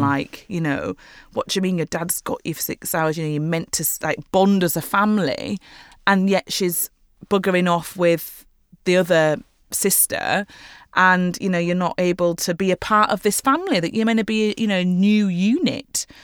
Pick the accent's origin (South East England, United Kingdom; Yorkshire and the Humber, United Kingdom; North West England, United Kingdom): Yorkshire and the Humber, United Kingdom; Leeds; now in London, United Kingdom; to Leeds, to my hometown